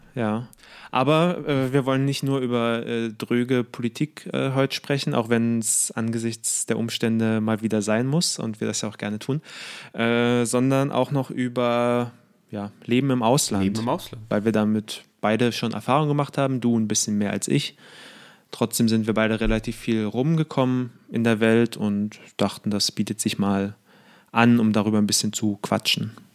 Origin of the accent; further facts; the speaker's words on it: Brandenburg, Germany; moved away; also born or lived in Halle / Southampton, England / Israel; das mein Heimatbundesland ist